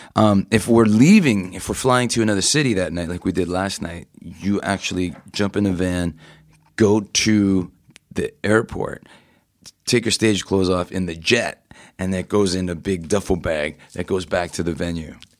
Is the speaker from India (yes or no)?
no; Toronto, Ontario, Canada; I grew up in Toronto, Canada